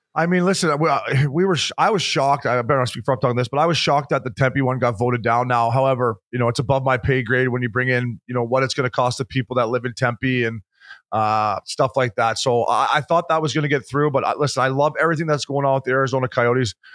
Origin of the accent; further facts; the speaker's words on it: Canada; as a Canadian